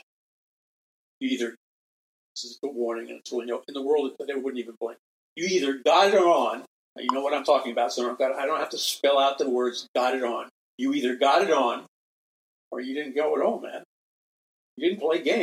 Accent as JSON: {"language": "English", "town": "New York City", "region": "New York", "country": "United States", "moved": "yes", "said": "I'm from New York City."}